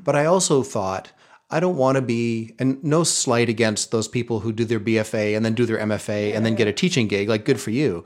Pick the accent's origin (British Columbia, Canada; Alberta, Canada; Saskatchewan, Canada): British Columbia, Canada; Terrace; moved away as an adult; also born or lived in Vancouver; I grew up in Terrace, B C, a small logging town up in the northern half of the province